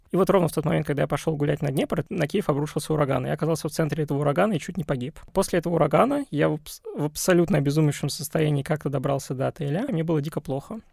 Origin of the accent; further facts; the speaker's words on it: Russia; я русский, я россиянин